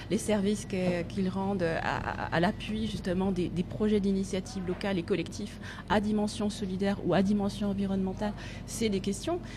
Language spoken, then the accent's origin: French; Nantes, Pays de la Loire, France; alors je viens de Nantes, je suis arrivée en 2013 ou 2014, je ne sais plus, euh, justement pour faire ce master en économie sociale et solidaire. J'avais envie de changer de région à ce moment-là